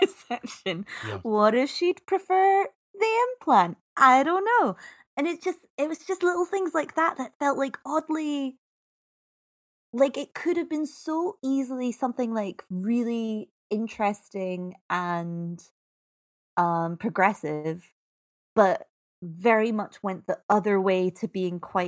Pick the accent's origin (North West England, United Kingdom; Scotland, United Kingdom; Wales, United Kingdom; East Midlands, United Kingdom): Scotland, United Kingdom; I'm Scottish